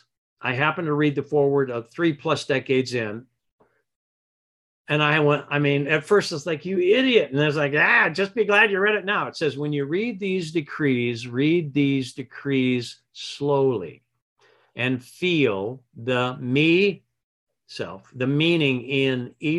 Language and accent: English; Michigan, United States; I grew up in Michigan